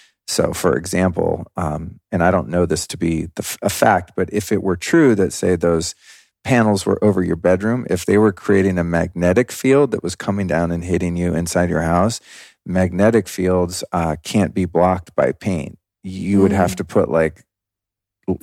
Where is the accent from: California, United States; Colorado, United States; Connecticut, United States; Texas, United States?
Colorado, United States; Denver; born there; At the time I was born in 1970 in Denver, Colorado, there was no option to not do that.